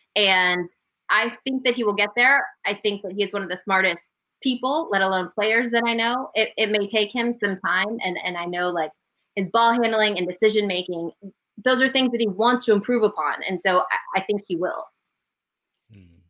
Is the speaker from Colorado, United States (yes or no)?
yes; Denver, Colorado, United States; I grew up in Denver. I was a huge Broncos fan.